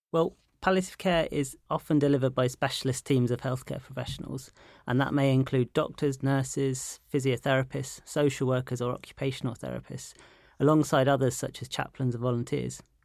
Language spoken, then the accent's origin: English; London, United Kingdom; I'm a Londoner